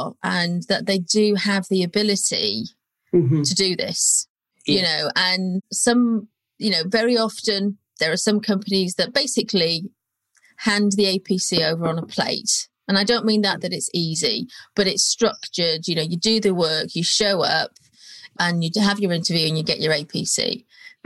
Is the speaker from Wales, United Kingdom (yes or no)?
yes; North Wales, United Kingdom; moved away as an adult; also born or lived in Birmingham; now in London, United Kingdom; I came from North Wales. There wasn't really any surveying type or even well-paid jobs there at the time. And I first moved to Birmingham